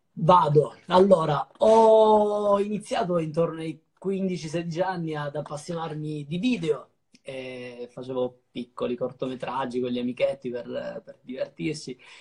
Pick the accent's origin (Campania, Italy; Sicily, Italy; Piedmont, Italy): Sicily, Italy; Ragusa; moved away as an adult; also born or lived in Sardinia; now in Milan, Italy; Ho, ho passato i primi dieci anni di vita in Sardegna, poi dai dieci ai venticinque in Sicilia